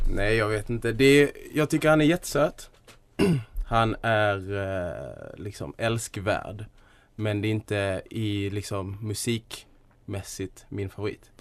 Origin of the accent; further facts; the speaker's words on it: Skåne, Sweden; en del av mitt folk